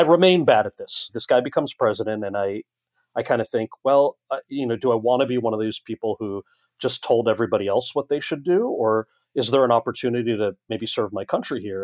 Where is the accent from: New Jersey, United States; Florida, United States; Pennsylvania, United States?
New Jersey, United States; this American kid who grew up in New Jersey